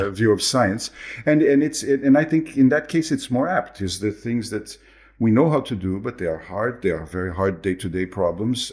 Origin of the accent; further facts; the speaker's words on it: Brazil; moved away; I am originally from Brazil